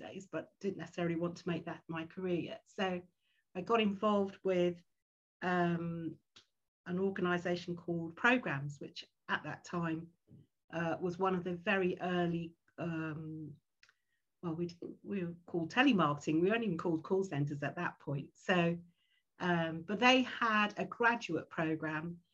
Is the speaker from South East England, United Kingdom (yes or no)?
no; London, United Kingdom; I'm a Londoner and very fortunate to, you know, have come through schooling and all